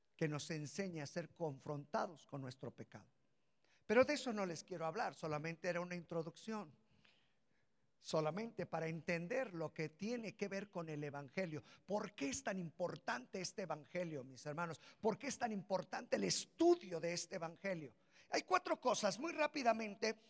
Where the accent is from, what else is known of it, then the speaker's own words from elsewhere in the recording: Mexico; somos mexicanos aquí